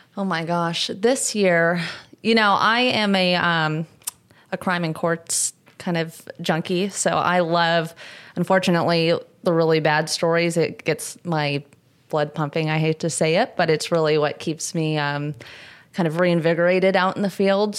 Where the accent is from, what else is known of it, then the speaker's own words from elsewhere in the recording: Southern California, United States; I'm from Southern California